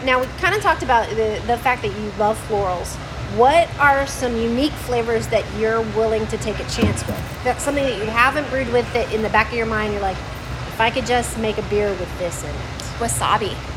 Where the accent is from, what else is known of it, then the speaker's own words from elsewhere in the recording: Hawaii, United States; I grew up in Hawaii